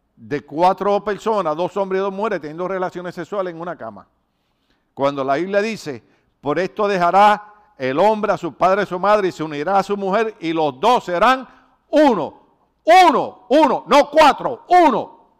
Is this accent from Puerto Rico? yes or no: yes; Puerto Rico; moved away; los de Puerto Rico no podemos oír la canción